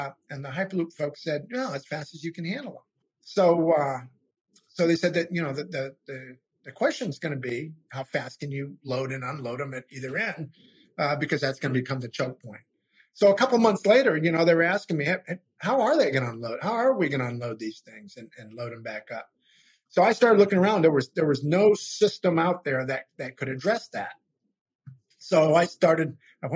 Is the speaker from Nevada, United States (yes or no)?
no; Maine, United States; now in Louisiana, United States; I'm in Louisiana now, but I'm from Maine originally